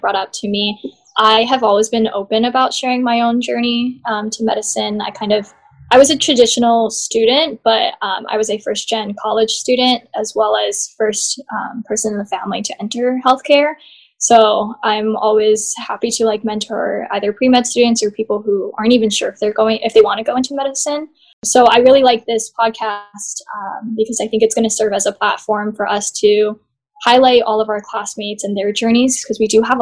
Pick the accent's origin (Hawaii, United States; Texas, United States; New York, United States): Hawaii, United States; Honolulu; also born or lived in Southern California; I was born and raised here in Honolulu, Hawaii.